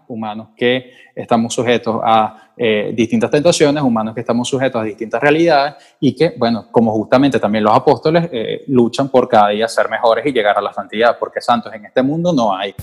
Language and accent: Spanish; Venezuela; moved away; soy periodista venezolano